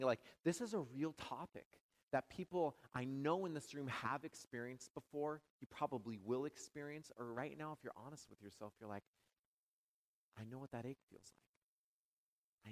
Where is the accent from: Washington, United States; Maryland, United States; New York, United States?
Washington, United States; moved away as an adult; also born or lived in California; now in Madison, United States; I'm from Washington State